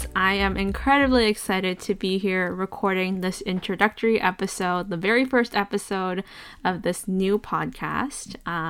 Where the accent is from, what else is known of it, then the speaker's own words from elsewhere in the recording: British Columbia, Canada; I am a second generation Canadian immigrant. My ancestry and my background, I am Chinese on both sides, and I am a settler on these territories commonly known as British Columbia, Canada.